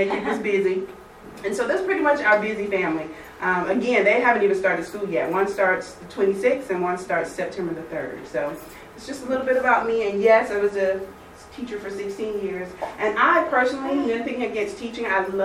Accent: Alabama, United States; moved away as an adult; also born or lived in Atlanta area, Georgia; now in Woodstock, United States; I'm from Alabama, and when I graduated, I moved to Georgia, to Atlanta area

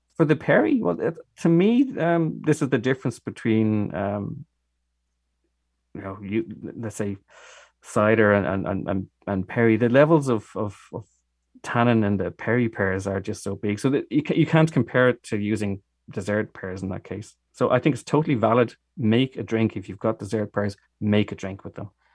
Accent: Dublin, Leinster, Ireland; accent: Irish; moved away as an adult; now in Germany; I am Irish. I'm from Dublin, and, uh, we moved to, uh, Germany thirteen years ago

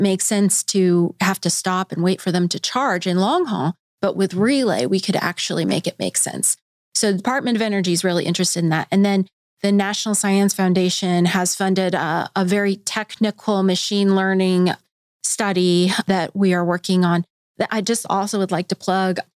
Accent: Colorado, United States; now in Bentonville, United States; I'm from Colorado

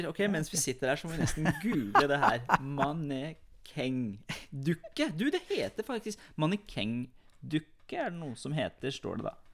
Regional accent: Iran; Jeg er jo fra Iran

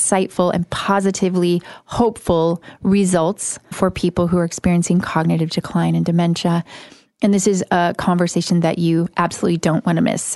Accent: Midwest, United States; I grew up in the Midwest

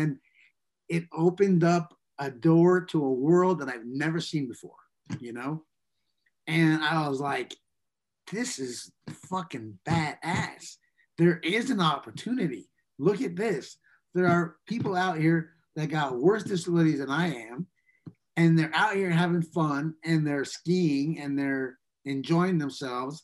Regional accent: New York, United States; growing up in New York

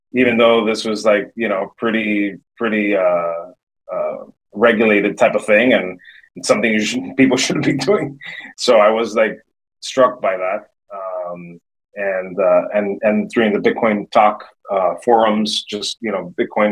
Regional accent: Miami, Florida, United States; born and raised in Miami, Florida

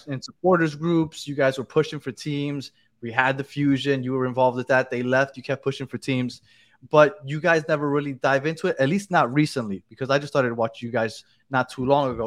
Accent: New York, United States; also born or lived in Colombia (ancestry); now in Miami, United States; I'm originally from New York

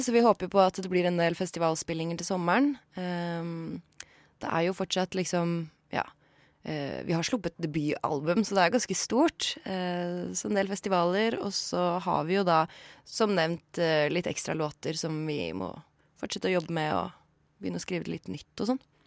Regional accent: Horten, Vestfold, Norway; moved away as an adult; Horten fordi det er min hjemby

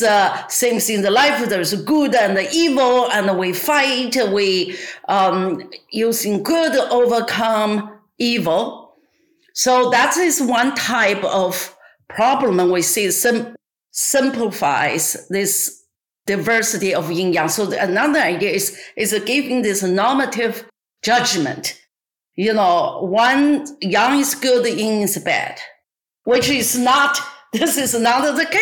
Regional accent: China; English is a second language; moved away as an adult; now in Los Angeles, United States; I born and raised in China

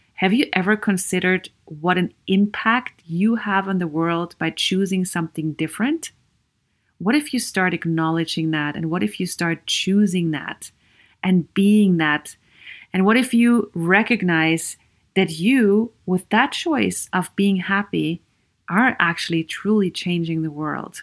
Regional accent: Vienna, Austria; English is a second language; moved away as an adult; also born or lived in Sweden; I am Viennese from Austria. I grew up in Austria

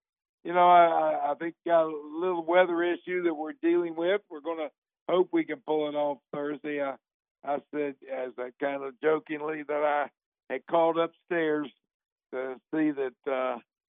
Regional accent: Mullens, West Virginia, United States; I'm from Mullen

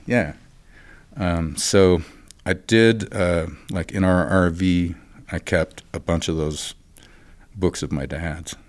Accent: Great Falls, Montana, United States; moved away as an adult; now in Fort Collins, United States; growing up in Montana

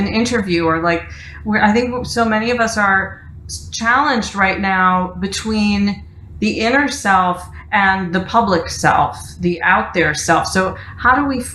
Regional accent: Detroit, Michigan, United States; moved away as an adult; also born or lived in New York; I moved from my hometown of Detroit to New York after college to pursue a career in theater

